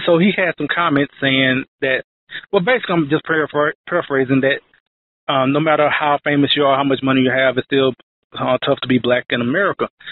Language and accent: English; Texas, United States; I'm from Texas